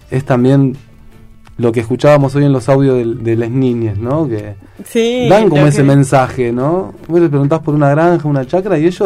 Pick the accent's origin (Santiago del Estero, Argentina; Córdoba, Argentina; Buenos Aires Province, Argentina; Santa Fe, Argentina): Córdoba, Argentina; de Córdoba. Soy de Córdoba.